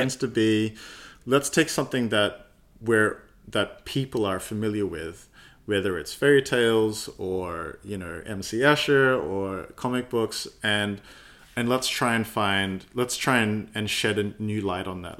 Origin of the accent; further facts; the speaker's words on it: Adelaide, South Australia, Australia; moved away as an adult; also born or lived in United Kingdom; now in Melbourne, Australia; growing up in Adelaide, uh, Australia